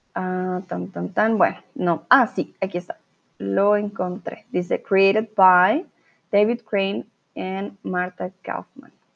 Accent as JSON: {"language": "Spanish", "country": "Colombia", "also_born_or_lived": "Mexico", "moved": "yes", "lives_now": "Germany", "said": "yo soy de Colombia"}